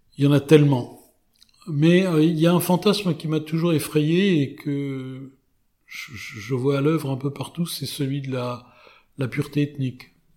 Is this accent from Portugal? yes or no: no; France; en tant que Français